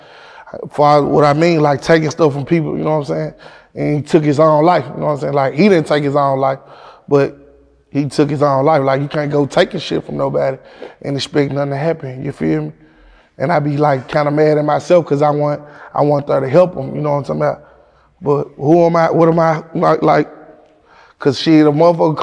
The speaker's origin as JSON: {"language": "English", "town": "Memphis", "region": "Tennessee", "country": "United States", "said": "I'm from King Gates. I'm from Whitehaven."}